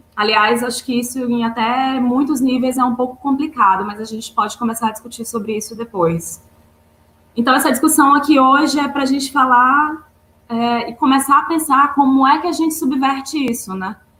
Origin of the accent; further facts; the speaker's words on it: Maranhão, Brazil; moved away as an adult; now in Rio de Janeiro, Brazil; Eu sou maranhense, me formei no Maranhão